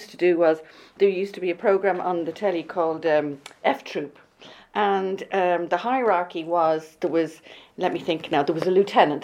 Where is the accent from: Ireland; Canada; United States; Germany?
Ireland; North County Dublin, Leinster; also born or lived in London; I grew up like a wild child on a farm in North County Dublin